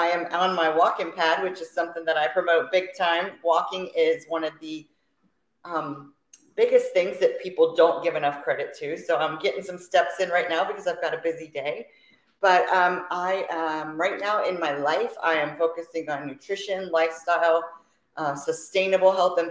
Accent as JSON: {"language": "English", "town": "Fort Myers", "region": "Florida", "country": "United States", "tie": "born or raised there", "also_born_or_lived": "Orlando, Florida", "lives_now": "Riverview, United States", "said": "Was born and raised in Florida, Fort Myers, Florida."}